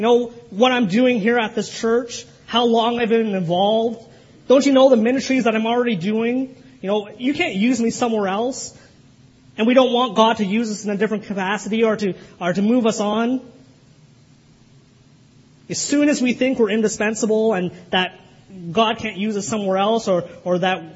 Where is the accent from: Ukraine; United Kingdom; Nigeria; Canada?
Canada; Kitchener, Ontario; the church I grew up in Kitchener